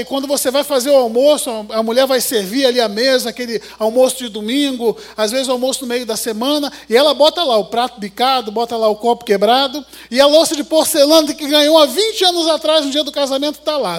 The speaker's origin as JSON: {"language": "Portuguese", "region": "Rio de Janeiro", "country": "Brazil", "said": "como um bom carioca de chinelo"}